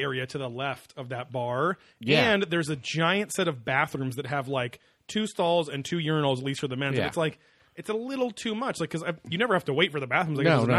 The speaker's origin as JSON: {"language": "English", "area": "Orange County", "region": "California", "country": "United States", "said": "we're from Orange County. We live, you know, 5 miles from there."}